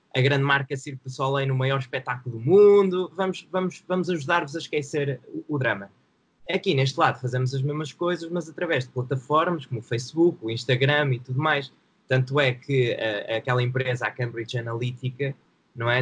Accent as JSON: {"language": "Portuguese", "town": "Santa Maria da Feira", "region": "Aveiro District", "country": "Portugal", "tie": "born or raised there", "also_born_or_lived": "Porto", "lives_now": "Esmoriz, Portugal", "said": "vivo em Esmoriz neste momento, mas nasci em Santa Maria da Feira"}